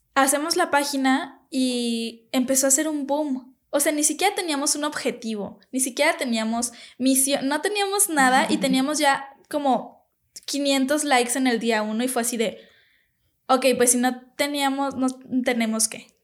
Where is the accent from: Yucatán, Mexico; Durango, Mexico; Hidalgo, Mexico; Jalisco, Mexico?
Jalisco, Mexico; Guadalajara; aquí en Tapatilandia todos somos súper amigables